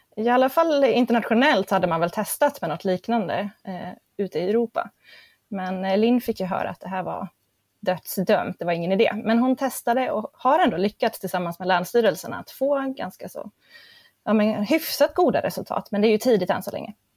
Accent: near Grimsö research station, Örebro County, Sweden; råkar jag vara född och uppvuxen hyfsat nära eh, Grimsö forskningsstation

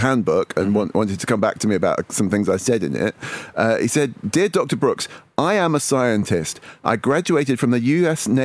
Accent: Manchester, North West England, United Kingdom; I was born in Manchester

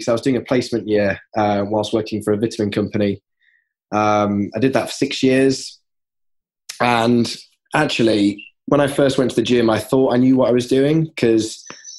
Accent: Yorkshire and the Humber, United Kingdom; I'm from Yorkshire

